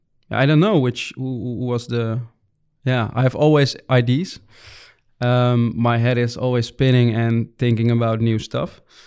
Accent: Muiderberg, North Holland, Netherlands; English is a second language; also born or lived in Bussum; Because we grew up in Muidenberg, so that's it's smaller than Büssum, way smaller. And Büssum, I lived also in Büssum. I did my high school over there.

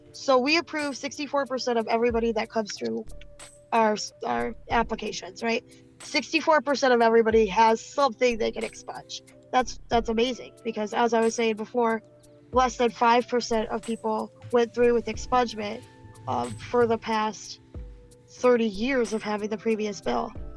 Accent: Benton Harbor, Michigan, United States; also born or lived in Buchanan, Michigan; I'm from Benton Harbor. I grew up in and around the area

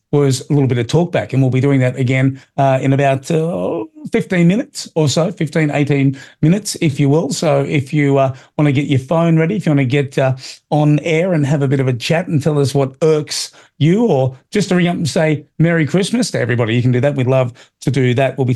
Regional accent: United States; It reminds me of where I grew up in America in the 80s.

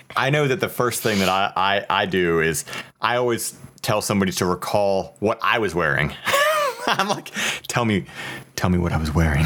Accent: Ohio, United States; moved away; I'm originally from Ohio

